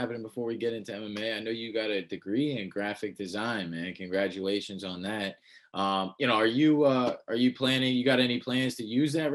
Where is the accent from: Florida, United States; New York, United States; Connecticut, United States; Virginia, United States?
New York, United States; moved away as an adult; now in Charlotte, United States; I'm from New York